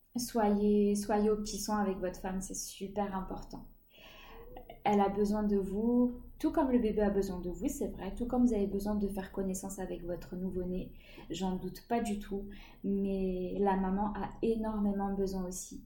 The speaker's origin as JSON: {"language": "French", "town": "Chartres", "region": "Centre-Val de Loire", "country": "France", "said": "Je suis de Chartres, dans le 28"}